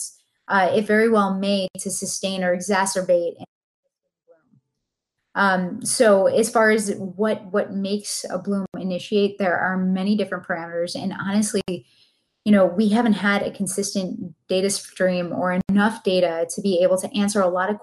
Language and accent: English; Buffalo, New York, United States; now in Sarasota, United States; I'm from Buffalo, but it doesn't count